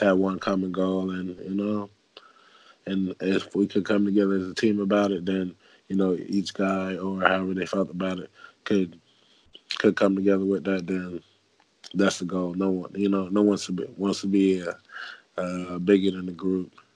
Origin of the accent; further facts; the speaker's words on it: Fort Long Beach, Florida, United States; my football camp coming uh, up in my hometown in uh, Fort Long Beach, Florida